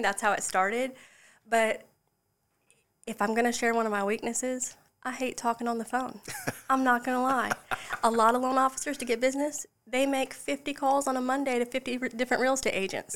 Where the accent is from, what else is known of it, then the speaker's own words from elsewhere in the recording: Charleston, South Carolina, United States; moved away as an adult; also born or lived in Florida; now in Lexington, United States; I was born and raised in Charleston, just outside the Somerville Goose Creek area